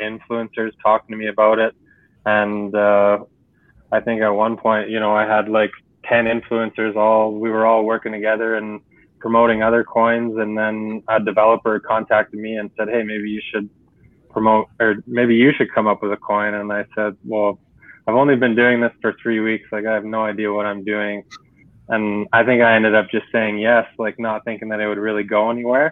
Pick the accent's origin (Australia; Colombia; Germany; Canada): Canada; I'm from Canada